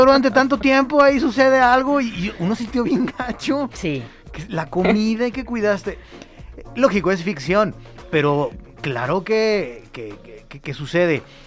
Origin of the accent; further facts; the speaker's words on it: Mexico; ya como mexicanos